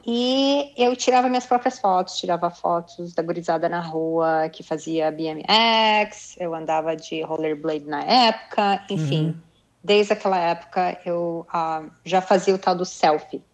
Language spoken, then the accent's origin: Portuguese; Brazil; moved away as an adult; also born or lived in Japan; eu sou brasileira, meu pai é japonês